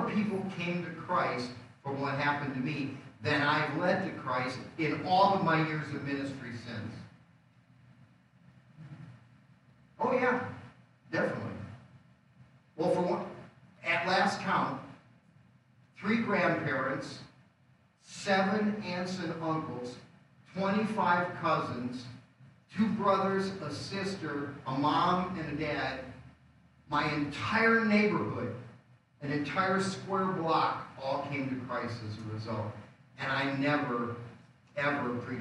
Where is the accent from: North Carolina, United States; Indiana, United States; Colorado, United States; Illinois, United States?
Illinois, United States; Rockford; moved away as an adult; also born or lived in Des Moines, Iowa / Dayton, Ohio / Tacoma, Washington; I came back to Rockford because I could get a quick job from my father-in-law to support my family until I found a place where I could start a church